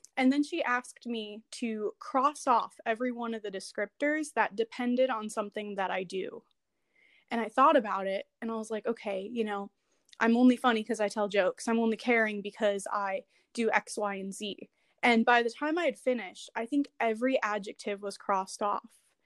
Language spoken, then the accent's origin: English; Chicago, Illinois, United States; also born or lived in San Jose, California / Nevada; now in Washington, D.C., United States; I am originally from Chicago, but I moved around a little bit